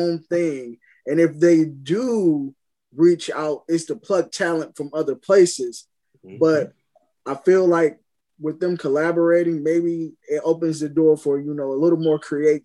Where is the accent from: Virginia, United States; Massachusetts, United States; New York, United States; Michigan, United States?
Michigan, United States; Pontiac; from Pontiac, Michigan